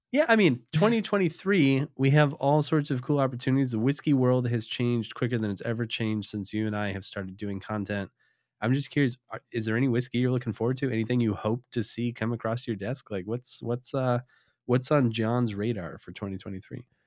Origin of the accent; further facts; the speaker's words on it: Connecticut, United States; moved away; also born or lived in Wisconsin; I was from Connecticut